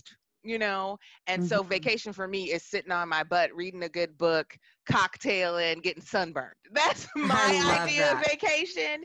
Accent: Milwaukee, Wisconsin, United States; also born or lived in New York; now in Seattle, United States; growing up in Milwaukee, Wisconsin in the 80s

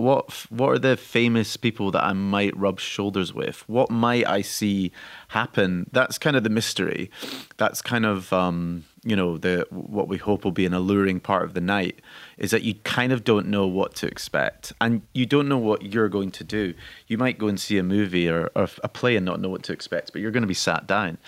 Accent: Scotland, United Kingdom; I'm Scottish

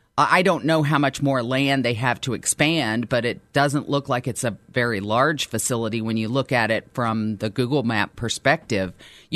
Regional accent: Westerville, Ohio, United States; I'm from New Albany, Westerville, if you will. I've lived here my whole life

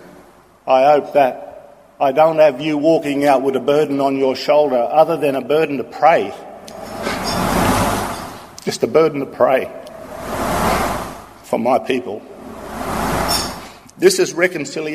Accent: Australia; when I was a young boy growing up in Wilmeringal, a little community in the northwest.

